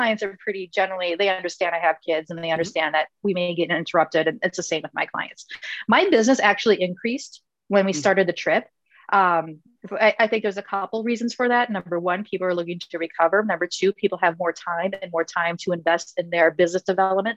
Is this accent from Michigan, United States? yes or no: no; Minnesota, United States; Winter in Minnesota, we're from Minnesota